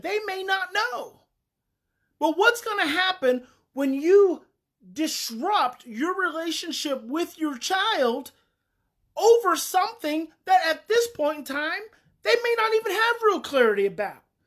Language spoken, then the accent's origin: English; Mountain View, United States; I grew up in Mountain View